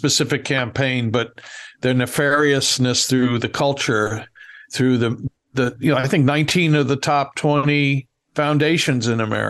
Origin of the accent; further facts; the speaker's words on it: New York City, New York, United States; growing up in New York City in the 60s and 70s